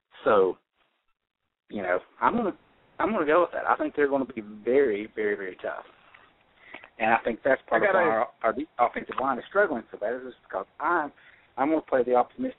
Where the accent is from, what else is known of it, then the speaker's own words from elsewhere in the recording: North Carolina, United States; I'm from North Carolina.